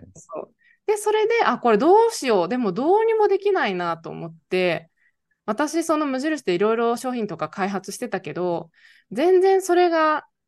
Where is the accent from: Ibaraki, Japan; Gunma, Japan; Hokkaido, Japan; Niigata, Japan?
Niigata, Japan; moved away as an adult; もともと新潟の米農家出身